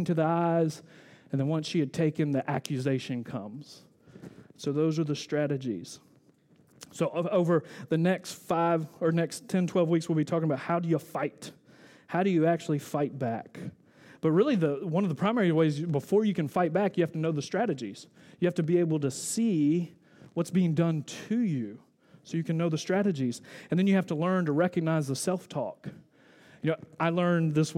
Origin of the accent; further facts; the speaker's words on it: the South, United States; I'm from the South. We don't say wrestle